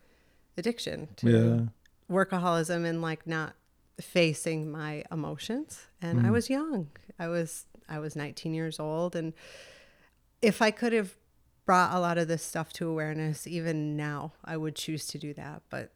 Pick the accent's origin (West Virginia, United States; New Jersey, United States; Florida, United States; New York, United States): New York, United States; Endicott; I grew up in Endicott, New York.